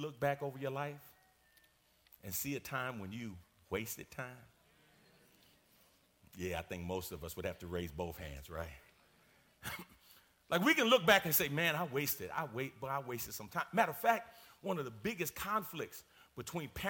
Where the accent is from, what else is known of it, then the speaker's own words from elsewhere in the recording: New York, United States; I'm from New York